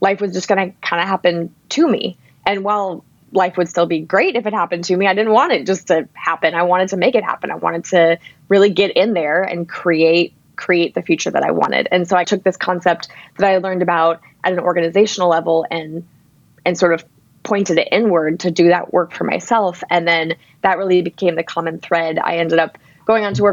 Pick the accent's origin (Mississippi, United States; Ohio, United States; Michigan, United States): Michigan, United States; Ann Arbor; worked at an incredible organization in my hometown called Zingerman's